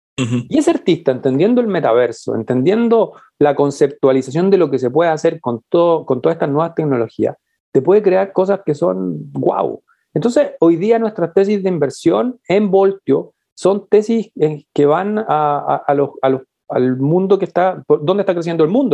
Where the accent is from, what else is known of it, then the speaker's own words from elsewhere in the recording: Chile; yo digo que soy latinoamericano porque, porque me lo paso mucho fuera de Chile